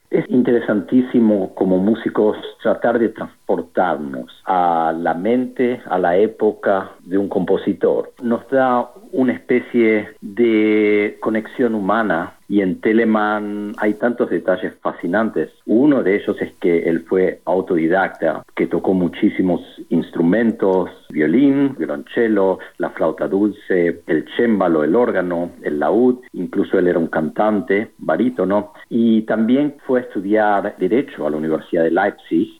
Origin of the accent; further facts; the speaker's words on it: Argentina; moved away as an adult; also born or lived in Freiburg, Germany / Toronto, Canada / Miami, United States / Texas, United States; now in Portland, United States; Me fui de Argentina hace más de 25 años, estudié en Freiburg, en Alemania, luego estuve dos años en Toronto, en Canadá